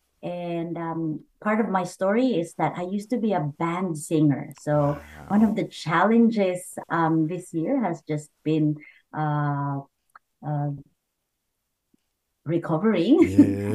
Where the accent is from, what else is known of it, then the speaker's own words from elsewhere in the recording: Camarines Sur, Bicol Region, Philippines; moved away; I was born in the Philippines, and I grew up with my great-great-grandmother. And in a small town called Camarines